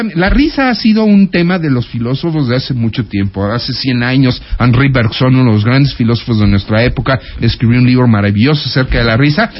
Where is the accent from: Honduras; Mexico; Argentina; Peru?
Mexico; Los mexicanos sabemos abrazar